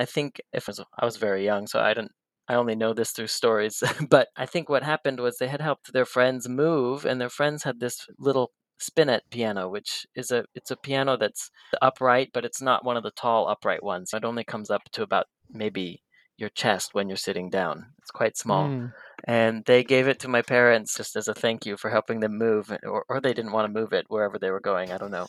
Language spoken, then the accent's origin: English; Belgrade, Montana, United States; Yeah, I was born in 1987 in a very small town called Belgrade, but not in Europe. It was here in the United States in Montana. Very small sort of farm community railroad town of about 10,000 people.